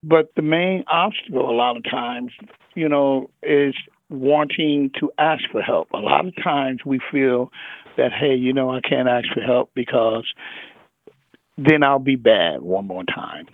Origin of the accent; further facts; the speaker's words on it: Los Angeles, California, United States; I come from South Central